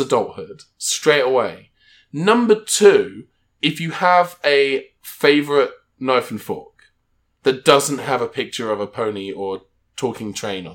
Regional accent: United Kingdom; moved away as an adult; now in United States; I'm British

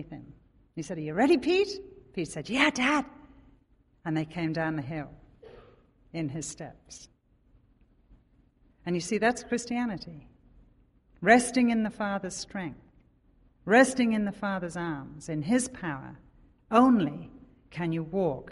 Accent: England, United Kingdom; moved away as an adult; now in Oconomowoc, United States; we live in Oconomowoc, we're from England

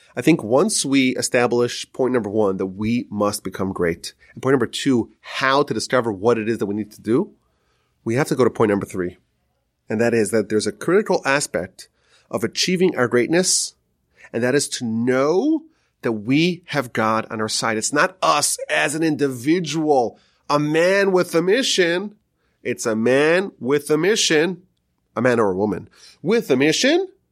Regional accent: United States

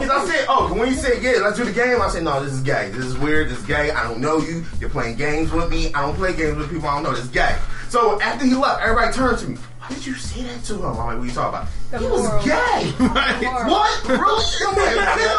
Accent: Philadelphia, Pennsylvania, United States; I'm from North Philly. I beat you the fuck up.

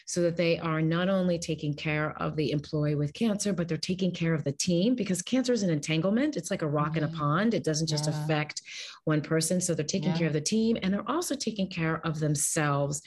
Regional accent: Westport, Connecticut, United States; now in Los Angeles, United States; I live in Los Angeles, California, and I grew up in Westport, Connecticut

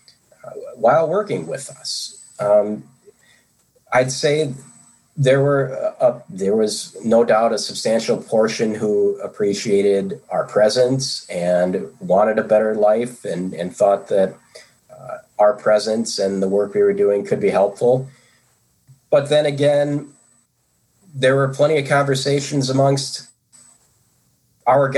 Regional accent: United States; as an American, in terms of in this country where we operated very individualistic

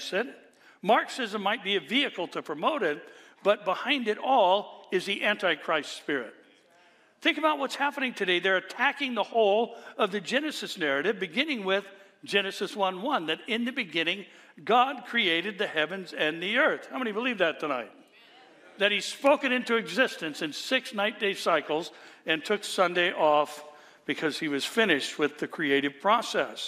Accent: California, United States; also born or lived in Orange County, California; I'm from California

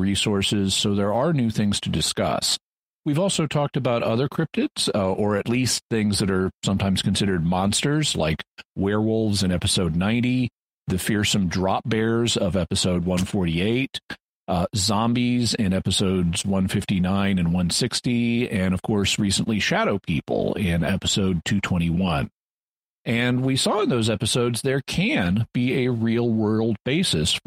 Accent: United States; accent: American; my native accent is one of the American accents

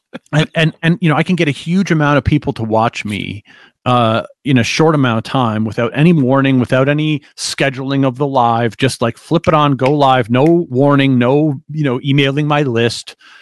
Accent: Canada; as a Canadian, I can't get paid in the US.

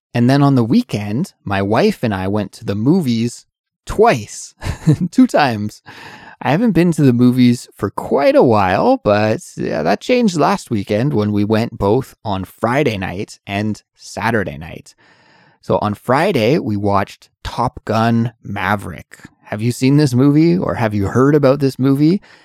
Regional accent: Canada; moved away as an adult; now in Seoul, South Korea; I'm an English teacher from Canada, but I live and work in Seoul, South Korea

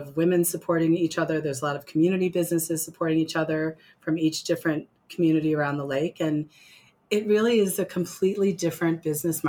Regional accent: Glenview, Illinois, United States; moved away as an adult; now in Lake Geneva area, United States; I grew up in Glenview

